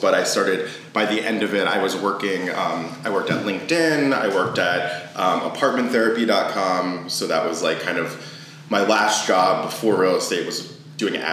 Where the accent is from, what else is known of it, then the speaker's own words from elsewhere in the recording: Maryland, United States; moved away as an adult; also born or lived in New York City; now in Washington, D.C., United States; I'm from Maryland and I, you know, grew up in the area